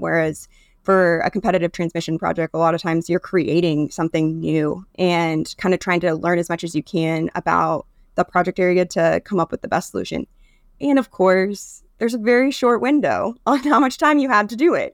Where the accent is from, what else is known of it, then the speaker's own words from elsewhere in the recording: Nebraska, United States; I'm from Nebraska